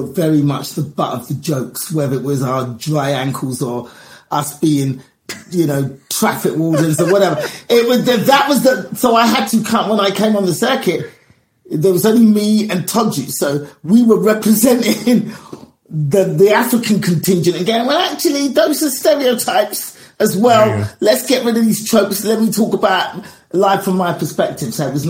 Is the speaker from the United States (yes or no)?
no; England, United Kingdom; We are all in England. I was born and raised in England. A lot of my experiences are the same.